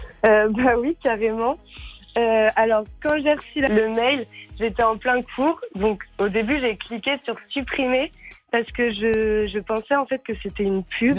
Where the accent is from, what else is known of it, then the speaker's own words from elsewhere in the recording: Saint-Malo, Brittany, France; moved away as an adult; now in Paris, France; je viens de Plancouette Saint-Malo, en Bretagne, et je suis à Paris pour les études.